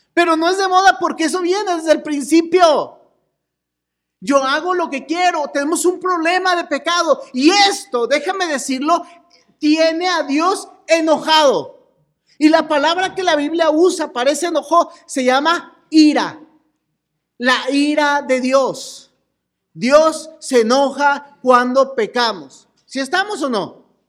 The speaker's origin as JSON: {"language": "Spanish", "region": "Chihuahua", "country": "Mexico", "said": "somos de Chihuahua"}